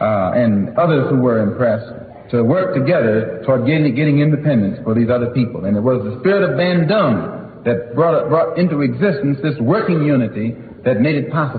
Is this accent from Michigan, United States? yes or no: yes; Detroit, Michigan, United States; moved away; also born or lived in Inkster, Michigan; I'm from Detroit. I used to live out here in Inkster.